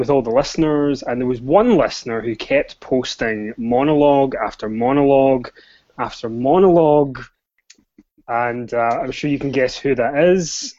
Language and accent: English; Scotland, United Kingdom; I am Scottish, so bear with me if you can't understand anything that I'm saying